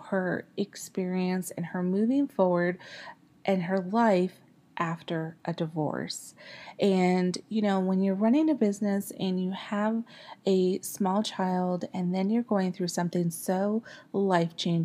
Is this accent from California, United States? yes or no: yes; Bay Area, California, United States; now in Ohio, United States; I'm actually a Californian originally. I'm from the Bay Area